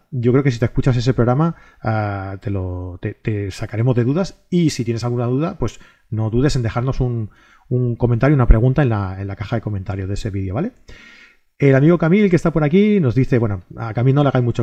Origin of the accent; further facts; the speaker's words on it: Catalonia, Spain; Es que soy catalán, tío.